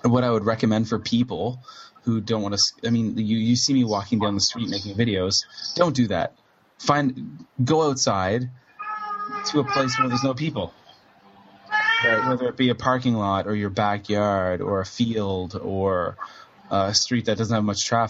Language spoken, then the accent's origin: English; Cape Breton, Nova Scotia, Canada; moved away as an adult; now in Kobe, Japan; I'm from Cape Breton, Nova Scotia, Canada, which is a very musical place, Eastern Canada. And I grew up in a very musical area culturally